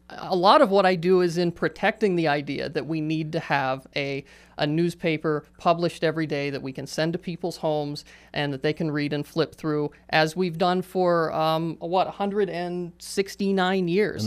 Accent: Johnstown, Pennsylvania, United States; Johnstown is my hometown

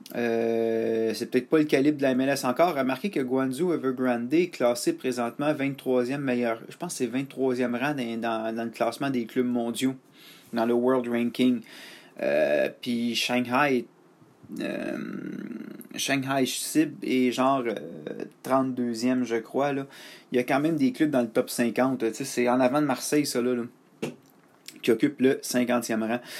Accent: Canada; je suis un Canadien

